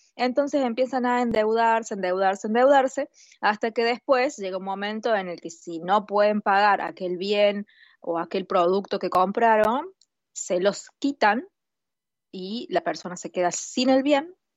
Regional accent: Argentina; como argentina

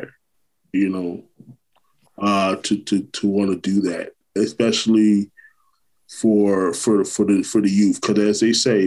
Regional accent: Orlando, Florida, United States; also born or lived in Brooklyn, New York; I'm originally from Brooklyn, New York, but natively, but I grew up in Orlando, Florida. That's where I'm from. You know, I've been here 28 years

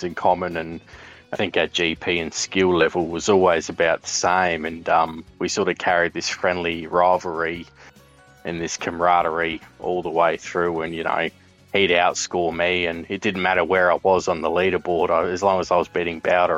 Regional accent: Adelaide, South Australia, Australia; I'm from Adelaide

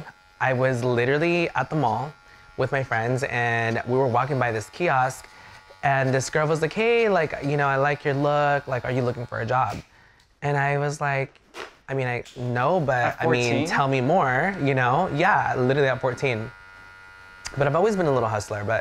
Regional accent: Riverside, California, United States; also born or lived in Inglewood, California / El Salvador / Rialto, California; I basically grew up in Rialto slash Riverside

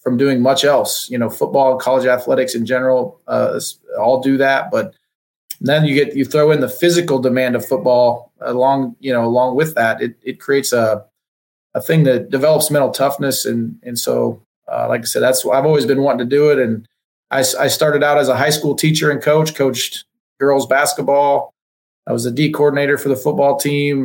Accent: Nebraska, United States; moved away as an adult; now in Oklahoma, United States; Grew up on a farm in Nebraska, so I'm from the Midwest, but from a little town

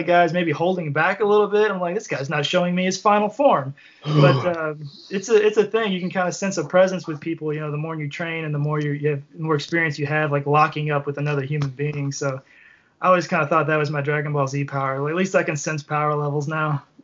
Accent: Kentucky, United States; we're from Kentucky

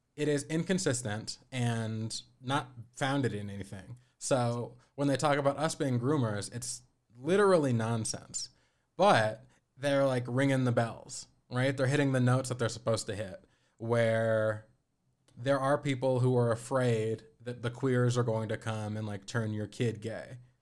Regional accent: Aurora, Colorado, United States; I'm from Aurora, which is the second, or it's the third most populous, uh, municipality in the state, but it's connected to Denver

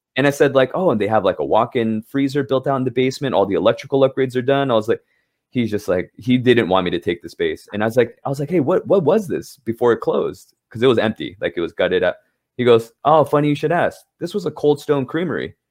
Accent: Los Angeles, California, United States; moved away as an adult; now in New York City, United States; I grew up in Southern California, um, L A specifically.

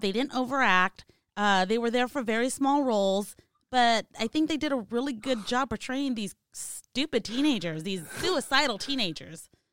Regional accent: California, United States; Obviously, I'm from California

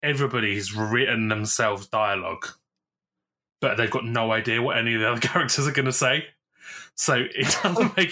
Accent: United Kingdom; I'm from the UK

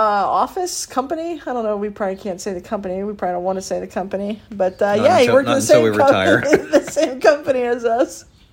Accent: Pickerington, Ohio, United States; also born or lived in Reynoldsburg, Ohio; I'm a Pickerington High School grad, 2003. Last class to graduate in one high school. And Ohio State alum, 2007.

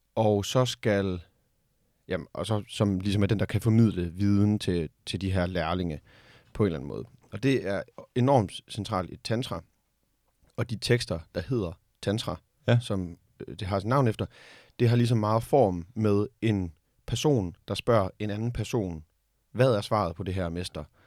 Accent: Denmark; vi som danskere

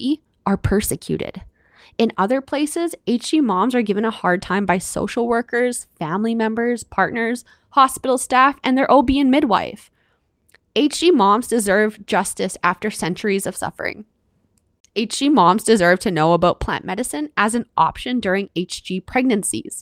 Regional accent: Canada; I'm your Canadian host

